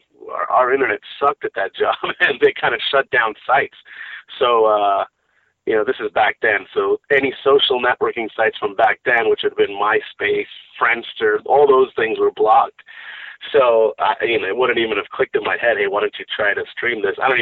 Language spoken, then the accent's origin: English; Rockland County, New York, United States; I'm in Rockland County is where I grew up. I currently reside there